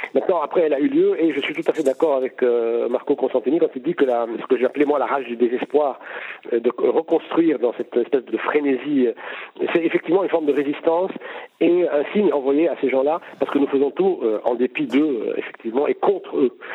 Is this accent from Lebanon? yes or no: yes; Lebanon